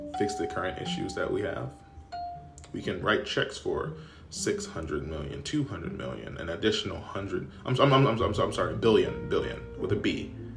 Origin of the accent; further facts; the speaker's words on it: United States; as an American